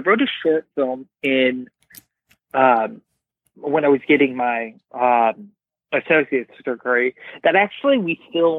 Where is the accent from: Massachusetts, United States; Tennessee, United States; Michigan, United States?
Tennessee, United States; Columbia; moved away as an adult; now in Los Angeles, United States; I'm from a little town called Columbia, Tennessee. It is about 45 minutes south of Nashville.